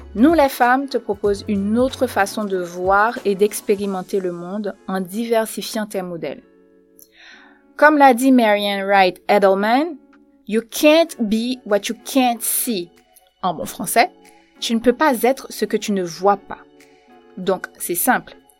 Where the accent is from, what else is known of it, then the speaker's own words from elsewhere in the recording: Port-au-Prince, Ouest, Haiti; moved away as an adult; now in France; Je suis née à Port-au-Prince en Haïti en 1987.